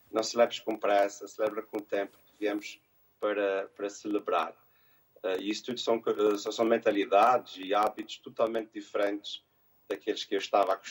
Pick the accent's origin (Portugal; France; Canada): Canada; Montreal, Quebec; born there; a minha mãe diz muitas vezes que quando eu nasci falava-se muito em Montreal que eu nasci em 1980.